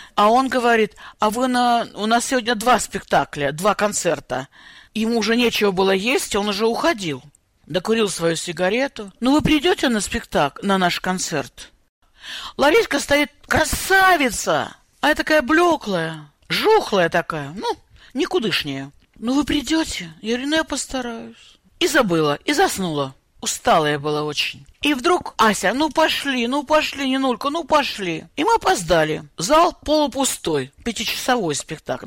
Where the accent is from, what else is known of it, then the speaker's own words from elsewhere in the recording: North Caucasus, Russia; moved away as an adult; also born or lived in Nalchik; now in United States; я родилась на Кавказе